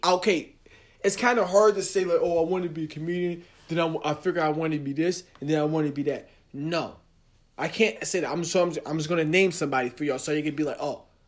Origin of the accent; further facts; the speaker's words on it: New Jersey, United States; I'm from Jersey